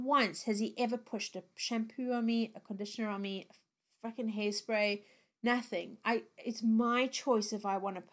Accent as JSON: {"language": "English", "country": "South Africa", "tie": "born or raised there", "moved": "yes", "said": "growing up in South Africa, I spent a lot of time in the sun as a little kid"}